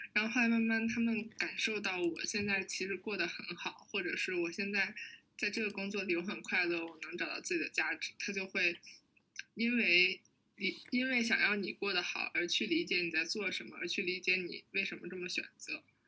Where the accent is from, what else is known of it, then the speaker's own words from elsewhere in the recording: Hebei, China; now in Beijing, China; 我是河北人